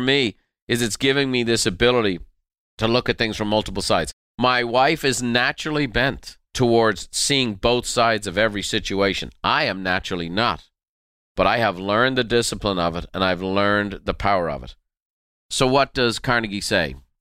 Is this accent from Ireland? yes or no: yes; Ireland; I'm very Irish